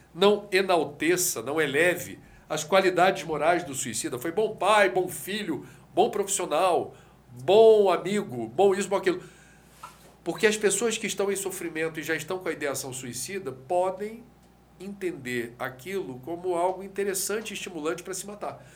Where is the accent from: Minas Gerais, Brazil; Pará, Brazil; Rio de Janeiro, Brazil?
Rio de Janeiro, Brazil; Eu venho do Rio de Janeiro que já teve oito fábricas de sardinha em torno da Baía de Guanabara